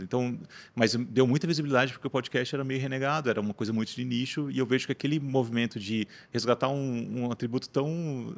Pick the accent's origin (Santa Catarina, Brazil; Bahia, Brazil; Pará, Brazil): Santa Catarina, Brazil; Rio do Sul; eu sou natural de Rio do Sul, né, interior do estado